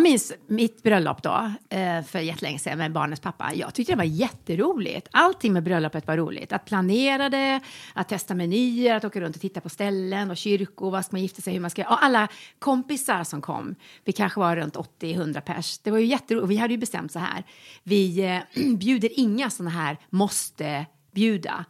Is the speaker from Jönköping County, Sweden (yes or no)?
no; Västergötland, Västra Götaland, Sweden; moved away; also born or lived in Malmö; när jag bodde alltså, hemma i Västergötland